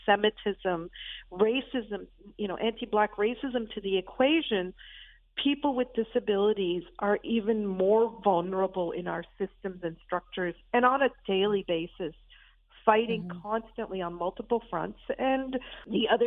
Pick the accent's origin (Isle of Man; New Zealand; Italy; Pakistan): Pakistan; now in Canada; I'm South Asian, I'm Pakistani, I was born there